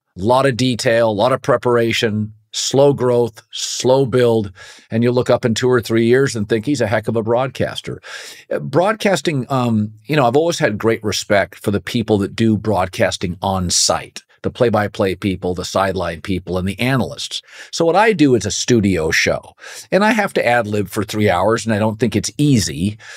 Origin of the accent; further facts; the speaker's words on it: West Coast, United States; where I grew up on the West Coast